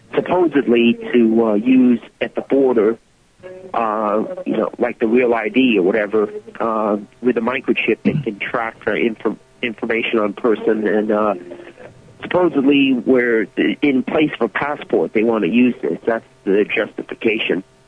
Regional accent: United States; now in Montreal, Canada; I'm up American up here in Canada

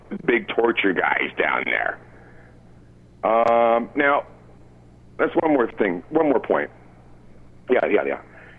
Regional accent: Canada; As a Canadian

